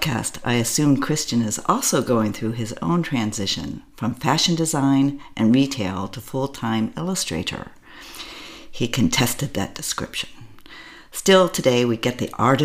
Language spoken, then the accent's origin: English; United States; first language English; moved away as an adult; now in Berlin, Germany; I am an American living in Berlin, Germany.